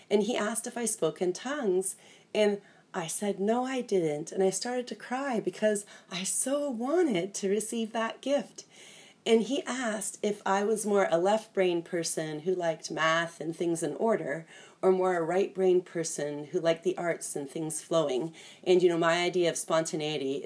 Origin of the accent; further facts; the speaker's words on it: Toronto, Ontario, Canada; I'm from Toronto.